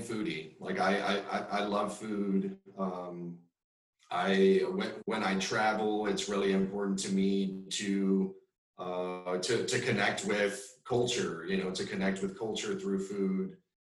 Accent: South Texas, United States; moved away as an adult; also born or lived in Madrid, Spain; now in Austin, United States; I'm Mexican American grew up in South Texas, right on the border again

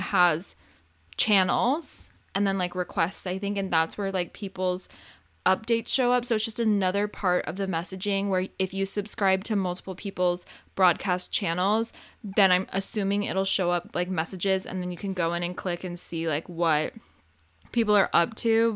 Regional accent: Arizona, United States; now in California, United States; I grew up in Arizona, so I never grew up with a time change. And then when I moved to California

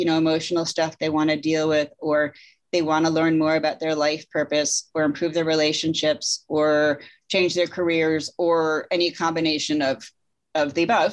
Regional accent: Connecticut, United States; I grew up in Connecticut.

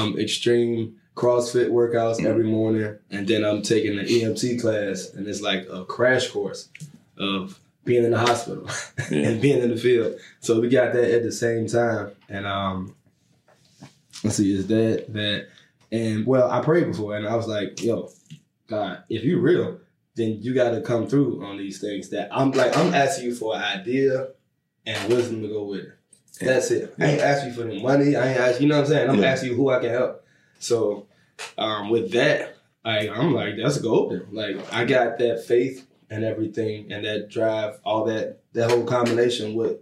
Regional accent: Richmond, Virginia, United States; I'm from Richmond.

